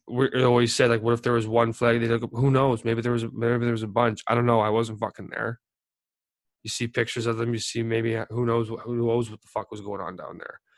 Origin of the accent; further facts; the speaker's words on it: Calgary, Alberta, Canada; little towns where I grew up in Calgary